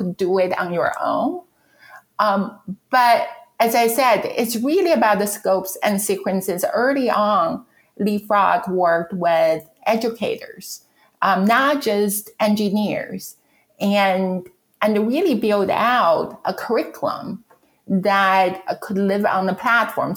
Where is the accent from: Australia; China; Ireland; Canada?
China; English is a second language; moved away as an adult; now in United States; So I'm from China. I came to this country for graduate education, meaning I went to graduate school. I would never get rid of my accent